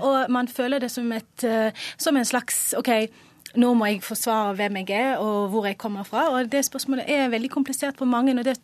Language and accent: Norwegian; Flekkefjord, Agder, Norway; Ja, jeg kommer fra Flekkefjord, så, så stopper vanligvis ikke samtalen der.